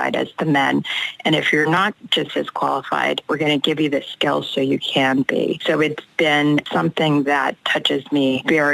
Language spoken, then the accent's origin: English; Los Angeles, California, United States; I came from South Central Los Angeles, the first generation